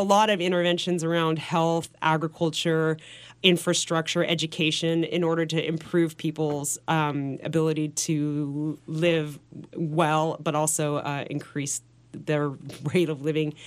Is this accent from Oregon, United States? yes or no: yes; Portland, Oregon, United States; moved away; also born or lived in New York City; I was from Portland, Oregon, so I was the pers-, one person in this office in New York City